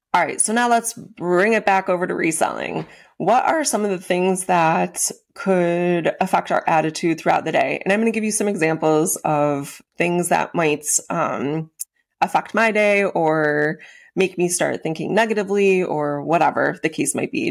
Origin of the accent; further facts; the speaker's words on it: Western New York, United States; moved away as an adult; also born or lived in Florida; I grew up out in Western New York